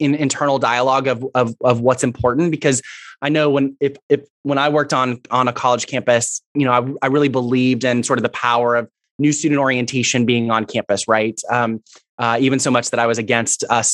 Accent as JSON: {"language": "English", "town": "Houston", "region": "Texas", "country": "United States", "tie": "born or raised there", "also_born_or_lived": "Fort Worth, Texas", "said": "I am from Houston myself"}